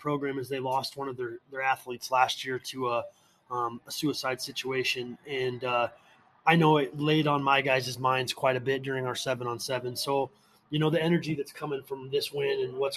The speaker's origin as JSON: {"language": "English", "area": "Des Moines area", "region": "Iowa", "country": "United States", "tie": "born or raised there", "said": "I'm originally from the Des Moines area"}